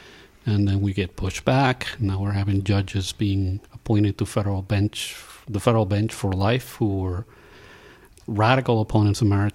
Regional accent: Puerto Rico; moved away; I'm from Puerto Rico, in the times when we all had electricity

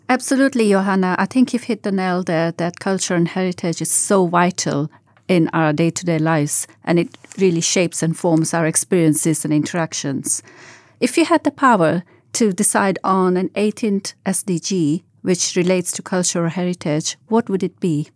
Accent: Gujarat, India; moved away; I grew up in Gujarat, western part of India

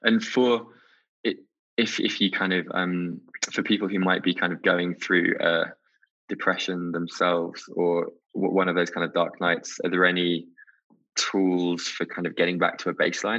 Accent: England, United Kingdom; growing up in England, I also kind of equated vulnerability with weakness to a certain degree.

